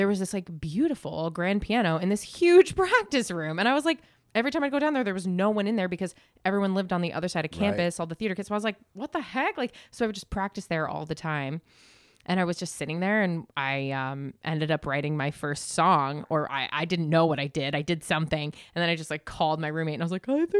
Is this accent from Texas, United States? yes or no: no; Galway, New York, United States; I grew up in Galway